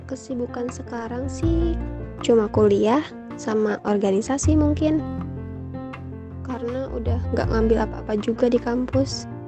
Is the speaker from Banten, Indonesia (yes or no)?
yes; Tangerang, Banten, Indonesia; Eh, asal daerah saya dari Tangerang.